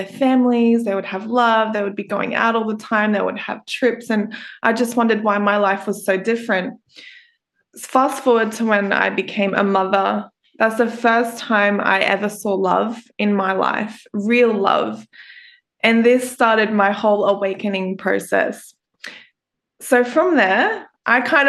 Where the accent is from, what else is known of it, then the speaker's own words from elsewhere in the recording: Brisbane, Queensland, Australia; I'm an Australian podcast host for the … Podcast.